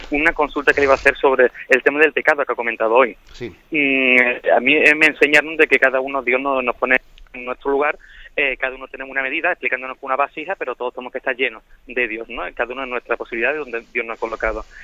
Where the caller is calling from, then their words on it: Alicante, Valencian Community, Spain; Buenos días, monseñor. … de Alicante.